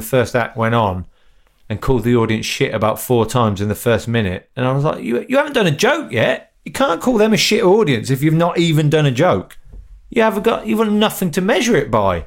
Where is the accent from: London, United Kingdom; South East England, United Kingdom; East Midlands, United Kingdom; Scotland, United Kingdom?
East Midlands, United Kingdom; Northampton